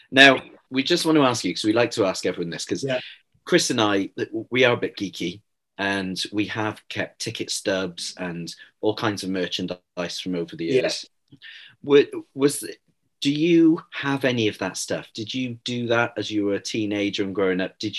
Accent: Chepstow, Wales, United Kingdom; also born or lived in Newport; I was born in Newport and I grew up just outside Chepstow.

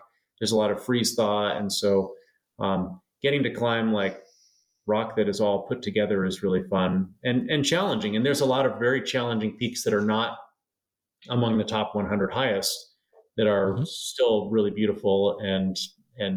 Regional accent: Seattle, Washington, United States; also born or lived in Hanover, New Hampshire / California; I grew up in Seattle

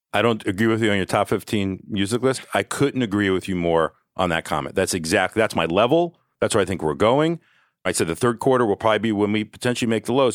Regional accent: Athens, Georgia, United States; I'm from Athens, Georgia

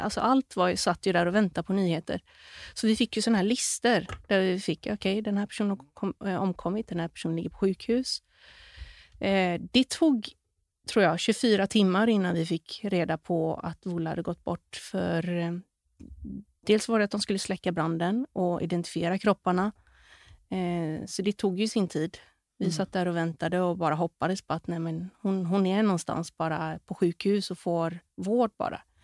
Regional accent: Gothenburg, Västra Götaland, Sweden; moved away as an adult; also born or lived in Bali; i området där vi växte upp, i Kärra, Göteborg

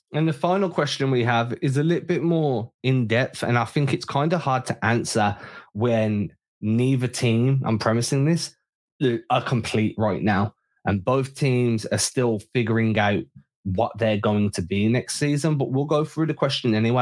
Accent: England, United Kingdom; as an Englishman

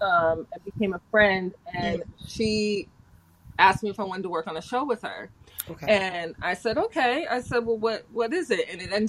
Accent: Philadelphia, Pennsylvania, United States; I'm from Philly.

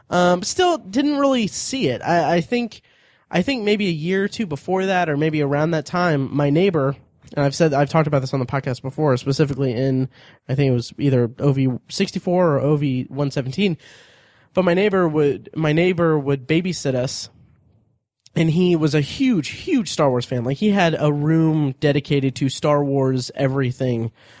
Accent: Indianapolis, Indiana, United States; born there; also born or lived in Florida / Ohio; I was born in Indianapolis, then we moved to Florida, then we moved to Ohio, then we moved back to Indianapolis.

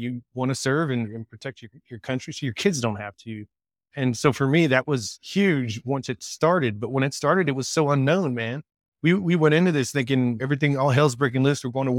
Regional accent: San Diego, California, United States; When I grew up in San Diego, Mira Mesa is a very diverse town.

